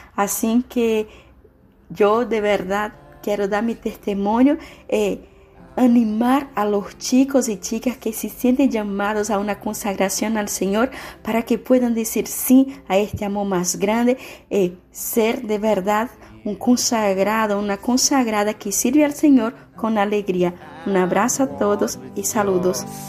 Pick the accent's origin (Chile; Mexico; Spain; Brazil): Brazil; now in San Antonio, Paraguay; Soy brasileña